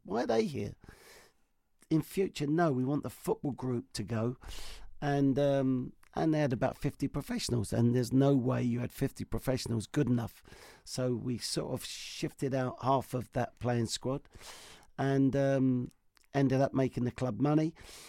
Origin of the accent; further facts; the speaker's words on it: Australia; Hadn't won anything. And Aussie manager, me as ass